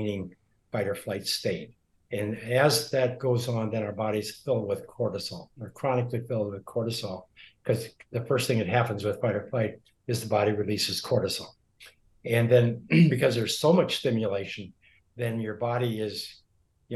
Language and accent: English; Montana, United States; when I grew up in Montana